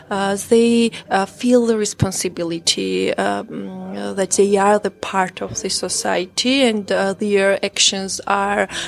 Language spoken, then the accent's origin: English; Georgia; English is a second language; Uh, I'm from Georgia I live in Tbilisi